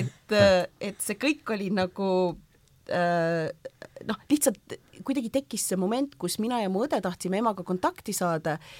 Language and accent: Estonian; Kuwait; first language Estonian; moved away as an adult; also born or lived in Võru, Estonia / Yemen; now in Estonia; sündisin küll e-, Eestis ja Võrus, äh, aga nelja-aastaselt me kolisime Kuveiti. Ah, ja siis ma seal kasvasin üles